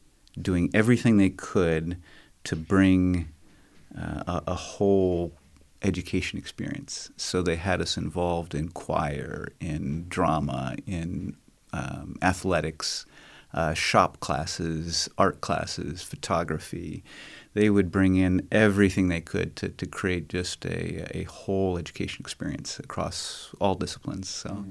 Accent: Amazon, Brazil; I grew up in Brazil, South America. My parents were missionaries there with what is now Ethnos 360.

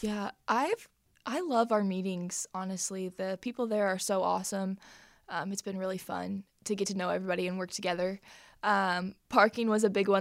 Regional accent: Plainfield, Indiana, United States; I'm from Plainfield, Indiana

